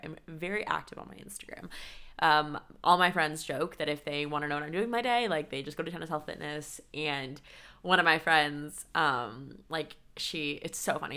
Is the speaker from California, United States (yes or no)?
yes; San Diego, California, United States; moved away as an adult; also born or lived in Connecticut / Colorado; now in Chicago, United States; I am previously from San Diego, California, and I went to school in Colorado.